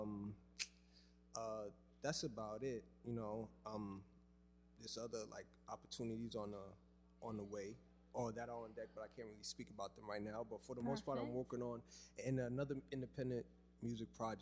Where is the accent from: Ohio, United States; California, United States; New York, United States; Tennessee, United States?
New York, United States; New York City; also born or lived in Harlem / the Bronx; growing up in the Bronx, well, originally I'm from Harlem, but I later moved to the Bronx